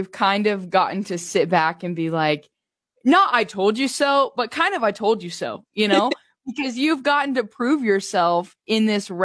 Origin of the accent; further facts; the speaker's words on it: Nebraska, United States; I'm from Nebraska, so my point of reference right now is the Burwell Rodeo